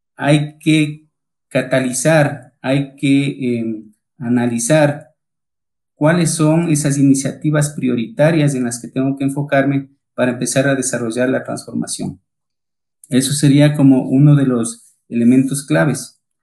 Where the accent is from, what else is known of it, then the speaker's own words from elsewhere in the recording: Ecuador; accent: Ecuadorian; moved away as an adult; now in Colombia; como escucharán mi tono de voz, soy ecuatoriano